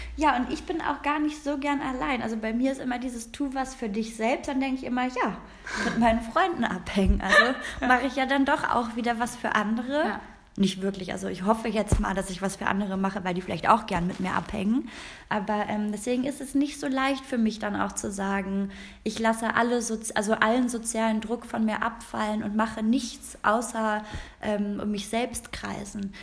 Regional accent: Rhineland, Germany; now in Berlin, Germany; ich bin aus dem Rheinland, ja, und ich bin mit diesen ganzen Jungs groß geworden

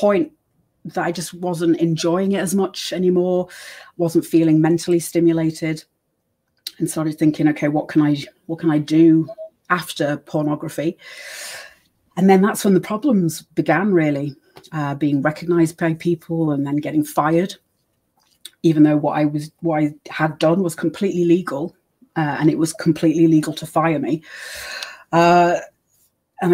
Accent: United States; born there; accent: British; I was born in America, so I had my social security and birth certificate, and I also have the British accent.

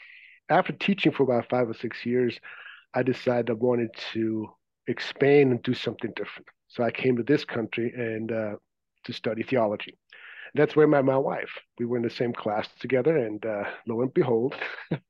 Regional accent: Zurich, Switzerland; English is a second language; moved away as an adult; As you may be able to detect from my accent, I wasn't born here. I grew up in Zurich, Switzerland

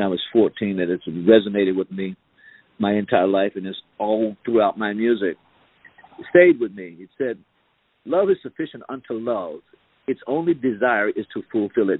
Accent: South Carolina, United States

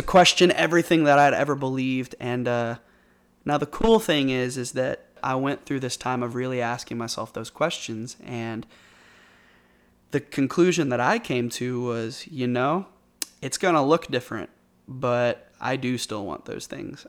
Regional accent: Bentonville, Arkansas, United States; also born or lived in North Little Rock, Arkansas / Conway, Arkansas; I've lived in Arkansas my entire life. I grew up mostly in Bentonville, up in Northwest Arkansas.

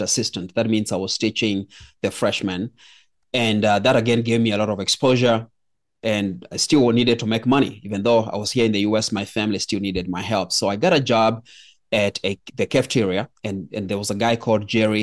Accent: Kenya; I was born in Kenya

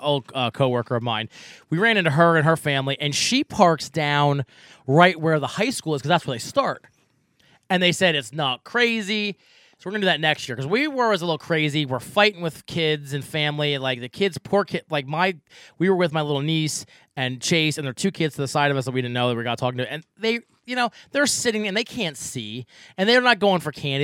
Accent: Fleetwood, Pennsylvania, United States; I'm from Fleetwood.

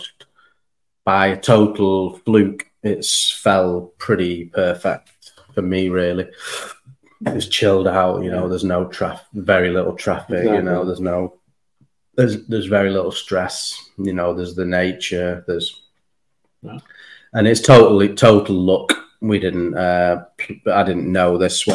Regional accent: United Kingdom; I would say I was British.

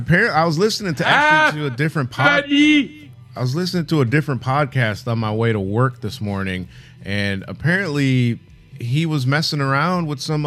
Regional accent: Detroit, Michigan, United States; I'm from Detroit.

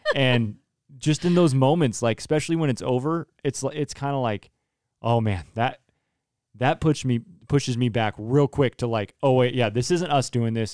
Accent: Turlock, California, United States; I grew up with in Turlock

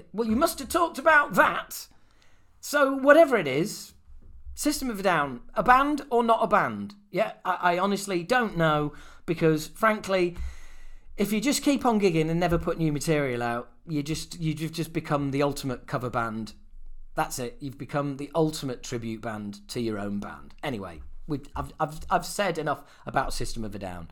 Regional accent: Yorkshire and the Humber, United Kingdom; we're all from Yorkshire

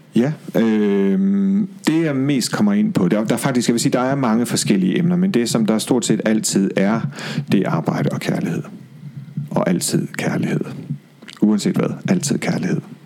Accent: Aalborg, North Denmark Region, Denmark; moved away; Jeg er fra Aalborg

